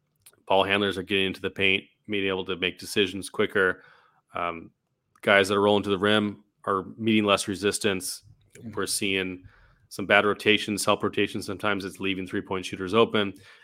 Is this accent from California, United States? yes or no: yes; California, United States; moved away; I got my nickname in college was … actually, from Remember the Titans. You remember that movie? Because I was from California.